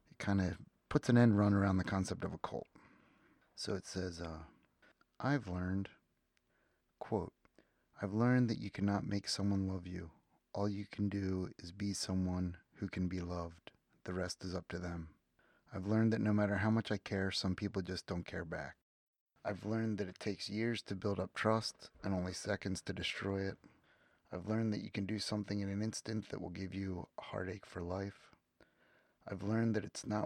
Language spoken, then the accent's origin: English; 45 minutes west of Philadelphia, Pennsylvania, United States; I was born on City Line Avenue in Philadelphia, or on the edge of Philadelphia, on City Line Avenue. And I grew up 45 minutes west of Philadelphia, halfway between the city and Amish country